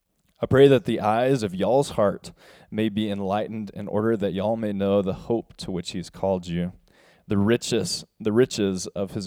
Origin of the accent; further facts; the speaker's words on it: the South, United States; especially being a Southerner, of the term y'all. I love that term so, so much.